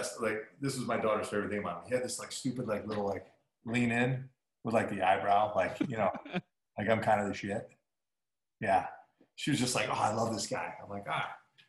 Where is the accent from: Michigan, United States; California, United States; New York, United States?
Michigan, United States; Trenton; born or raised there; moved away